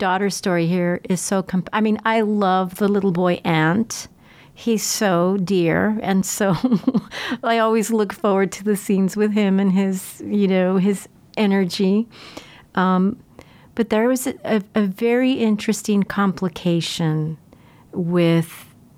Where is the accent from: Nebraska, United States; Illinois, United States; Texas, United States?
Texas, United States; Laredo; moved away; I'm originally from Laredo